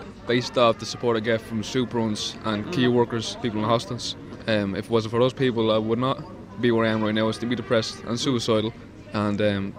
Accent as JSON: {"language": "English", "town": "Bray", "region": "Leinster", "country": "Ireland", "said": "From Bray."}